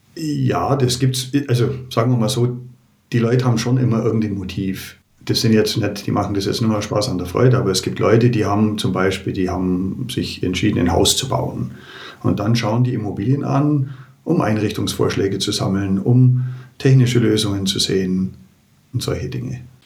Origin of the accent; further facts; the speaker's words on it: Germany; bei uns in Deutschland